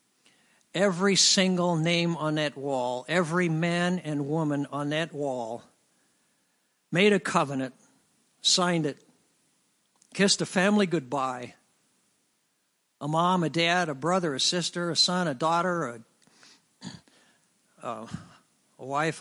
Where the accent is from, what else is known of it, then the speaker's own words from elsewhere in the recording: Lincoln, Illinois, United States; I'm from Lincoln, Illinois